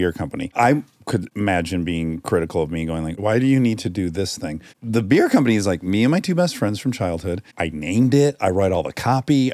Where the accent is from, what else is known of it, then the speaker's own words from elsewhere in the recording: Detroit, Michigan, United States; now in Los Angeles, United States; I'm from Detroit